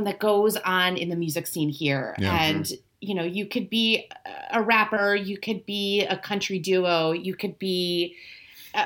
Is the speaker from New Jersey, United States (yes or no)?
no; Cleveland, Ohio, United States; from Cleveland. I grew up there.